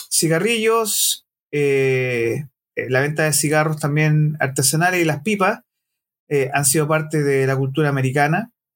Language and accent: Spanish; Chile; No podemos permitirnos como chilenos